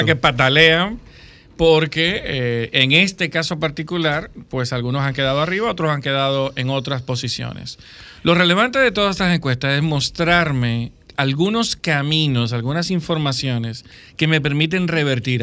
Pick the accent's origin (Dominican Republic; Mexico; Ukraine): Dominican Republic; como dominicanos